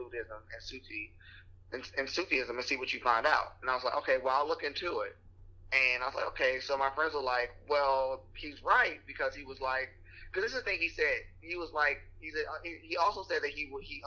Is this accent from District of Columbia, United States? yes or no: yes; Washington, District of Columbia, United States; I'm like, from Washington, D.C. originally